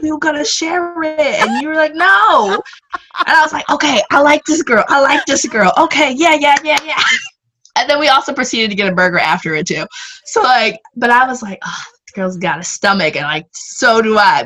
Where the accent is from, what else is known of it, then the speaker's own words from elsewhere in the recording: Michigan, United States; also born or lived in Connecticut; I grew up in Michigan, went to UConn